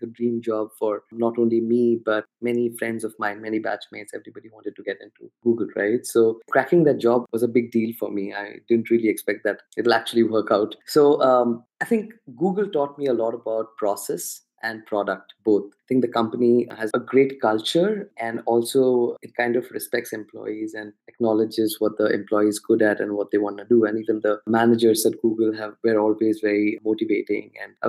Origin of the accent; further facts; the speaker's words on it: Kolkata, West Bengal, India; also born or lived in Hyderabad / Pune; I belong to a city called Calcutta.